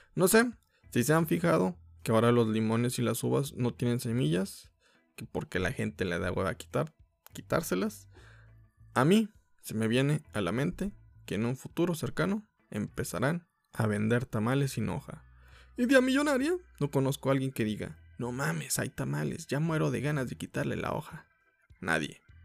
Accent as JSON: {"language": "Spanish", "country": "Mexico", "said": "como mexicanos"}